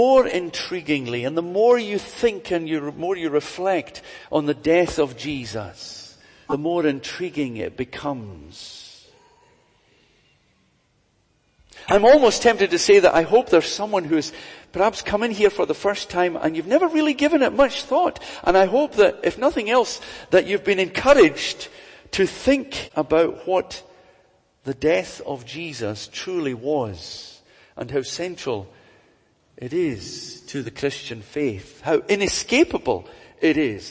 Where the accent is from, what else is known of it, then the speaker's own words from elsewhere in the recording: Glasgow, Scotland, United Kingdom; I was brought up in Glasgow.